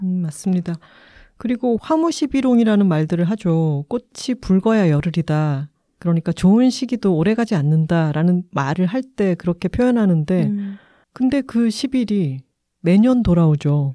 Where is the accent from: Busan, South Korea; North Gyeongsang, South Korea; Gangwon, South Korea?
Busan, South Korea; now in Seoul, South Korea; 저희 고향인 부산에 갈 때도